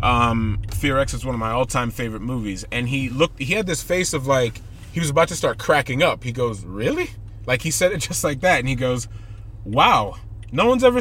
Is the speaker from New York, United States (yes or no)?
yes; New York City, New York, United States; I was born in Booth Memorial Hospital in St. Albans, Queens.